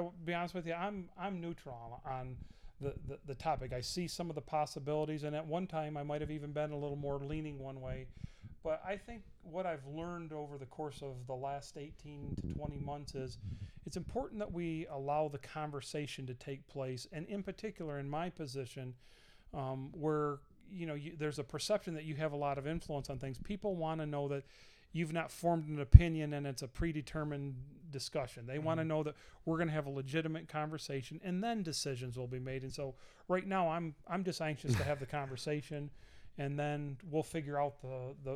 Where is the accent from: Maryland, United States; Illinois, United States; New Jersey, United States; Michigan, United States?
Michigan, United States; moved away; from the great state of Michigan, my home state